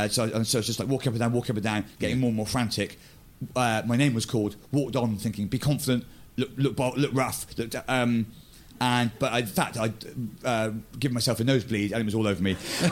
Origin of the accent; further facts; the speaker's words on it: Bristol, South West England, United Kingdom; I grew up in Bristol, in fact, almost in Wales.